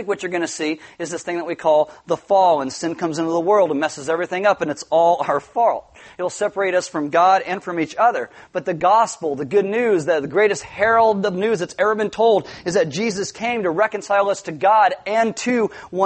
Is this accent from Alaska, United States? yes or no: no; Santa Maria, California, United States; I was actually born in Santa Maria